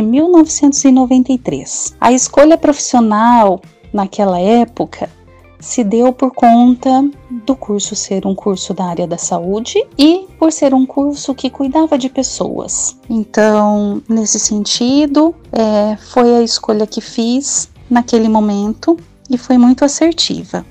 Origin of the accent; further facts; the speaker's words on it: Maringá, Paraná, Brazil; nasci em Maringá e toda a minha vida morei e estudei na cidade de Canção